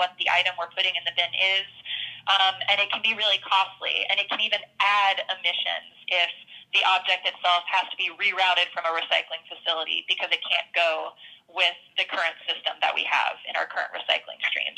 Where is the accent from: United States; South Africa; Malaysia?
United States; the South; I grew up in the South in a um, rural town